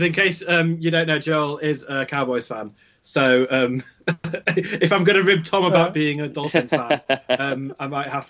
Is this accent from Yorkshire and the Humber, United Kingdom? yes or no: yes; Yorkshire and the Humber, United Kingdom; I am originally a Yorkshireman